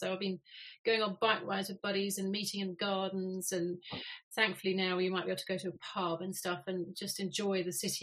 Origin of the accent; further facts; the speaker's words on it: London, United Kingdom; moved away as an adult; growing up in Hampstead